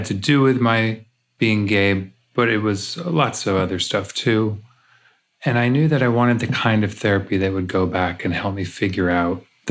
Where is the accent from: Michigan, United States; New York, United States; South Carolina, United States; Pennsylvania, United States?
New York, United States; now in Los Angeles, United States; I grew up in New York